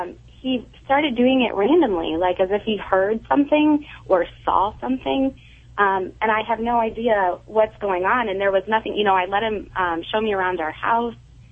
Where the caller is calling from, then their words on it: Granger, Indiana, United States; Granger, Indiana.